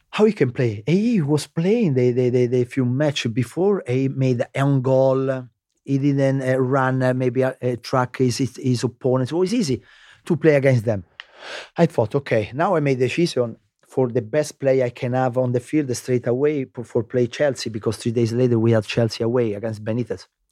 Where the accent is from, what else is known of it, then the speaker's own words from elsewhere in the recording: Lazio, Italy; English is a second language; moved away as an adult; also born or lived in London, United Kingdom; Lazio, I was born in Lazio